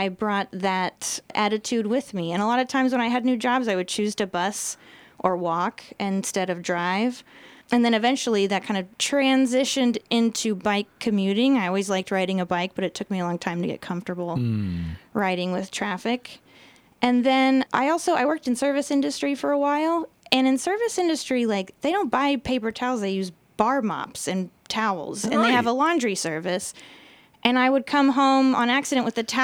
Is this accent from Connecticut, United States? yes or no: no; Austin, Texas, United States; moved away; I'm from Austin, born and raised there.